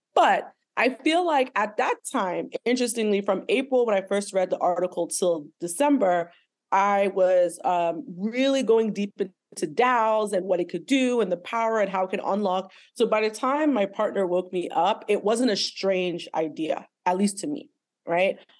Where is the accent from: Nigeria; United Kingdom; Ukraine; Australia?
Nigeria; also born or lived in Lagos, Nigeria; now in United States; I'm Nigerian American, right? So I'm Nigerian, but I live in America. I've also lived in Lagos